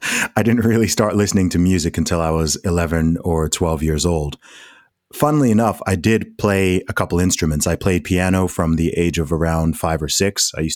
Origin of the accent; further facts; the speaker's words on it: Saudi Arabia; also born or lived in United Kingdom; I am British born, Saudi Arabia raised, family background originally from Nigeria, was in the American school system for about 7 years of my life. So if you're hearing my voice wondering why I don't sound like a typical Englishman, then that is why.